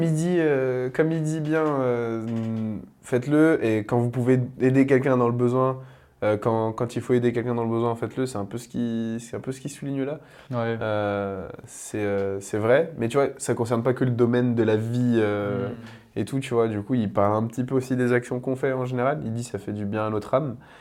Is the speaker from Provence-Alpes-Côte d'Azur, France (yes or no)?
no; Paris, Île-de-France, France; en tant que Parisien